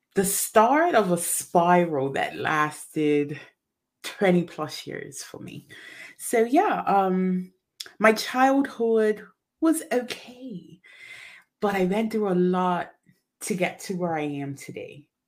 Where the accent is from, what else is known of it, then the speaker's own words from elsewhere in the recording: Bermuda; I am originally from Bermuda